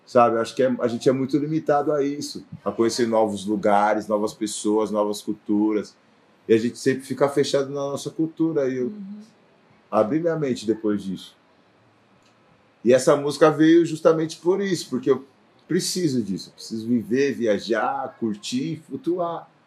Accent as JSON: {"language": "Portuguese", "region": "São Paulo", "country": "Brazil", "said": "Sou do Elisa Maria, Brasilândia, Brasilândia."}